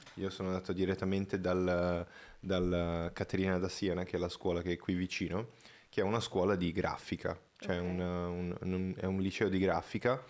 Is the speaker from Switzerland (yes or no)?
no; Brazil; moved away; io sono brasiliano